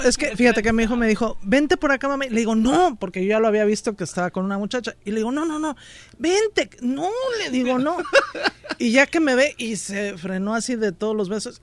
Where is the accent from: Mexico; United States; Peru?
Mexico; Mexico City; del DF